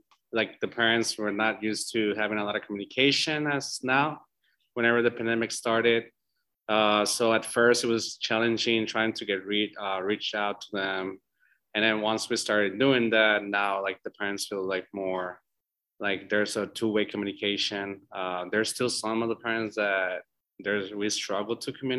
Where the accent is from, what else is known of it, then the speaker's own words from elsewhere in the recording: El Paso, Texas, United States; now in Austin, United States; El Paso, Texas.